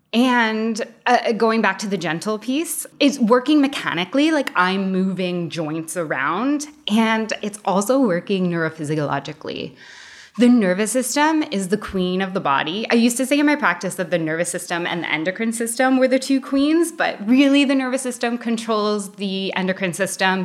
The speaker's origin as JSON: {"language": "English", "country": "United States", "tie": "born or raised there", "moved": "yes", "lives_now": "Canada", "said": "Growing up in the States"}